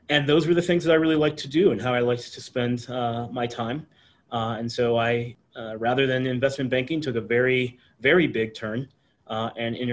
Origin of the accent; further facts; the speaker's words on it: Arlington, Texas, United States; I had uh, the great privilege of uh, uh, grow, growing up in a town that I, I really loved